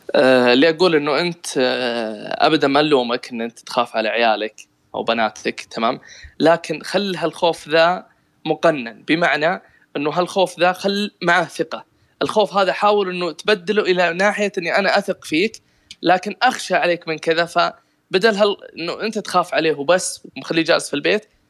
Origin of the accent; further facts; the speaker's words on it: Riyadh, Riyadh Province, Saudi Arabia; خريص عندنا في الرياض